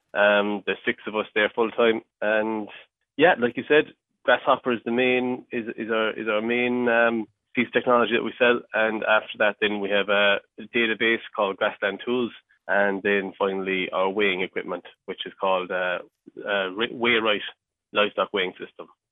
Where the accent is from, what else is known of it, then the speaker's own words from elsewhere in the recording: mid Cork, Munster, Ireland; I'm from Cork, um, and uh, so yeah, I was, I was uh, born and raised on a, a dairy farm and um, in, in mid Cork